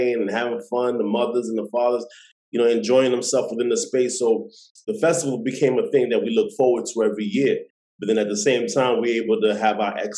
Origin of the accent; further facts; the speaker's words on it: New York City, New York, United States; moved away; also born or lived in Boston; I'm originally from Brooklyn, New York